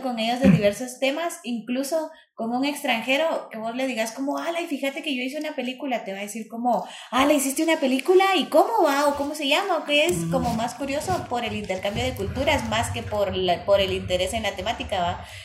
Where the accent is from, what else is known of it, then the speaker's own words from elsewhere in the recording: Guatemala; soy puro guatemalteco